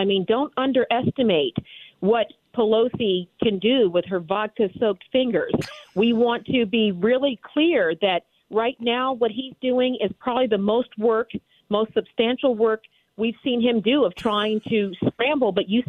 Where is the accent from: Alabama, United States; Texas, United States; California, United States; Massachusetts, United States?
Texas, United States; born there; I was born in Texas. I have Texas tea running through my veins and two military parents.